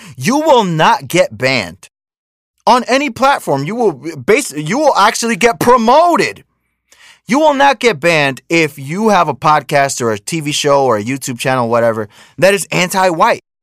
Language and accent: English; United States; also born or lived in Dominican Republic (parents); I was born in America, but that's my parents' country